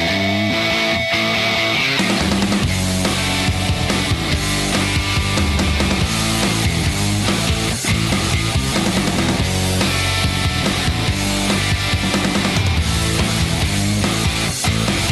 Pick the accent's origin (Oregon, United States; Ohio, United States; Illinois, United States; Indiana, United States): Indiana, United States; moved away; I'm from Indiana